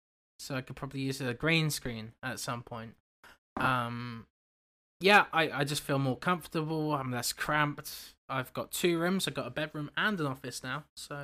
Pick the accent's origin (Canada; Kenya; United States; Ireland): Canada; I'm too Canadian.